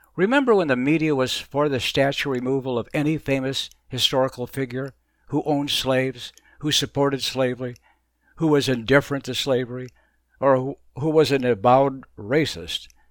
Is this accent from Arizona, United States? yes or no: yes; Arizona, United States; moved away as an adult; also born or lived in Baltimore / Philadelphia / Virginia / Boston; now in Florida, United States; I grew up in Arizona